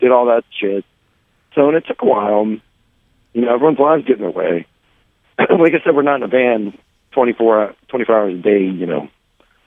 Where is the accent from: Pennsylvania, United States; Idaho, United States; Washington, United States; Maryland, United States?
Maryland, United States; Baltimore; I'm from Baltimore.